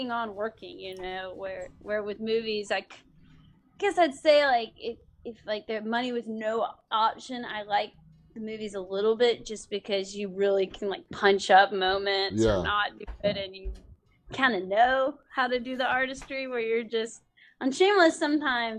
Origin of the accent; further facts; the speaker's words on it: Athens, Georgia, United States; I'm from Athens, Georgia, which is kind of like a little indie music hub